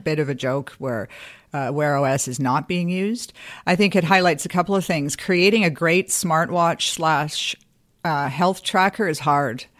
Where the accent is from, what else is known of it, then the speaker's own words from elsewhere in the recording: Canada; as a Canadian